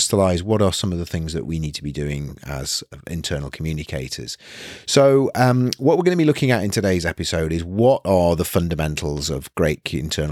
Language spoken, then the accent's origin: English; Nottingham, East Midlands, United Kingdom; moved away as an adult; now in North East England, United Kingdom; I was born and bred in Nottingham and then came to university in the Northeast.